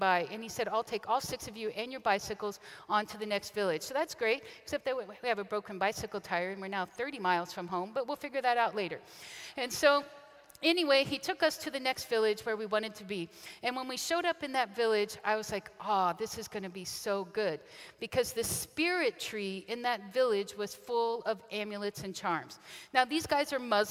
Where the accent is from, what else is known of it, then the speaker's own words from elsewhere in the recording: Kansas City, Missouri, United States; moved away as an adult; also born or lived in Western China; a kid from Kansas City grew up and moved 12 time zones away